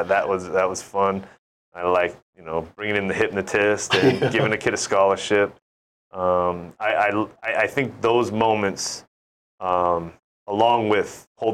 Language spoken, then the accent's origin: English; San Francisco Bay Area, California, United States; now in Hawaii, United States; my hometown growing up